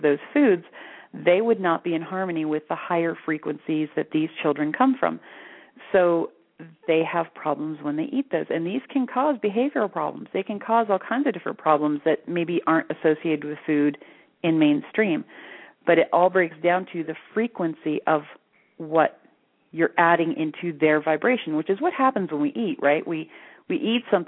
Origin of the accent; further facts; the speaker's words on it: Florida, United States; moved away as an adult; now in Sedona, United States; I was raised in Florida